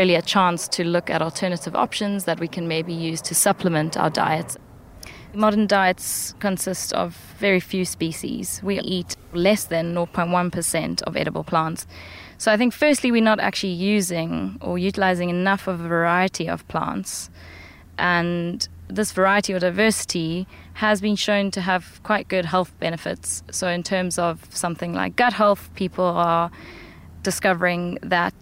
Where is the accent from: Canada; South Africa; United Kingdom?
South Africa; Western Cape; my childhood, growing up in the Western Cape of South Africa